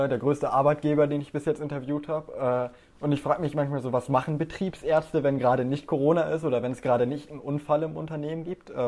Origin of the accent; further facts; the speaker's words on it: Bavaria, Germany; ich komme aus Bayern